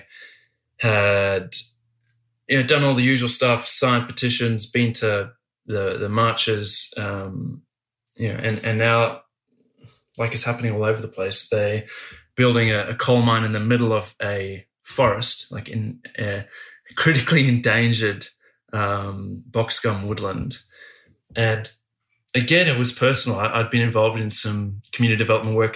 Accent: Australia; as an Australian

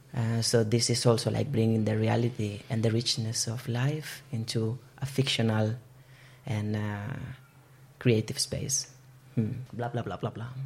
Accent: Barcelona, Catalonia, Spain; moved away as an adult; now in Bergen, Norway; I am originally from Barcelona, but I have been living in Bergen since 2016

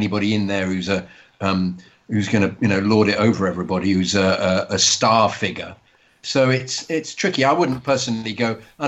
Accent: Sweden; English is a second language; As a kid that is born and raised in Sweden with Chilean parents that is of pure Spanish descent

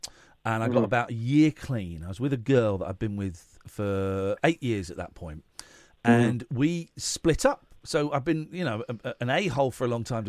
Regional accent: England, United Kingdom; we are London centric, and we're English

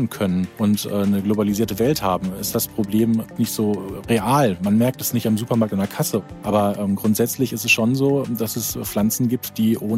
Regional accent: North Rhine-Westphalia, Germany; Und ich bin aufgewachsen in Ostwestfalen-Lippe und als die Kinder dann da waren, galt es dann wieder zurückzukehren zu diesen Wurzeln

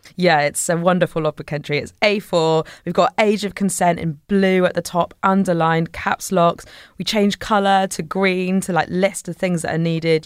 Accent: Devon, South West England, United Kingdom; I grew up in Devon

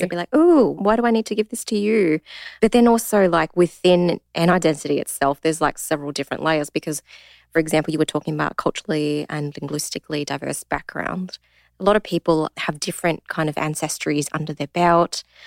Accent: Australia; I identify as Asian Australian. I'm born here, bred here

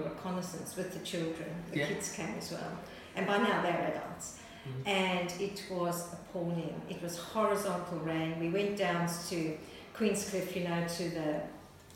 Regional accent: Zambia; also born or lived in Ireland; now in Australia; So I was born in Zambia. I'm the child, the eldest child of four of Irish migrants.

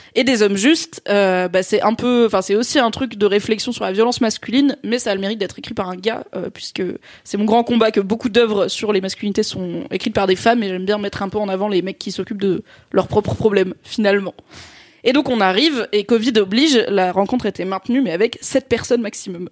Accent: south-east France, France; moved away; notamment du sud-est, puisque c'est là où j'ai grandi

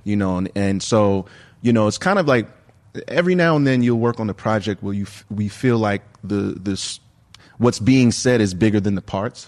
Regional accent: New York, United States; as a New Yorker growing up

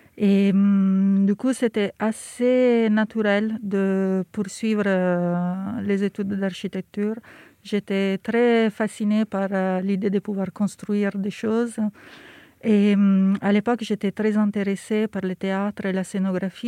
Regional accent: Milan, Lombardy, Italy; French is a second language; moved away as an adult; now in Paris, France; j'ai grandi à Milan

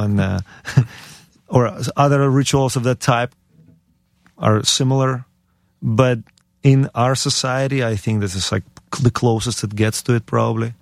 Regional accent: Ukraine; born or raised there; moved away; also born or lived in United States

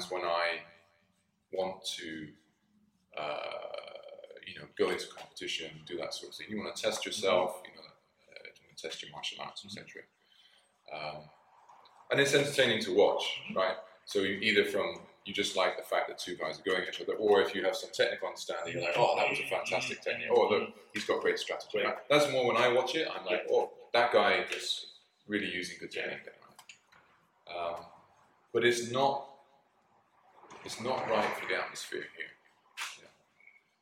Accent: United Kingdom; moved away as an adult; also born or lived in London / Greece / Japan; I worked as a doorman in my home country, in my hometown in the UK

